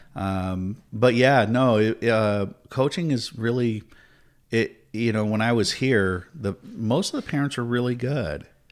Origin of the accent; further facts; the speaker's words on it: Tampa, Florida, United States; I was born in Tampa.